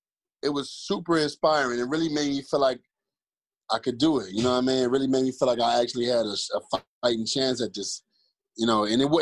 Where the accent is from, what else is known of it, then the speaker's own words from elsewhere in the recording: Cleveland, Ohio, United States; I'm from the same zip code as ….